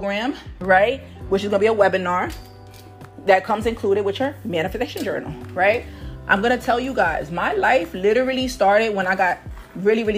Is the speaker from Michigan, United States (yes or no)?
no; New York City, New York, United States; I'm from Harlem, New York.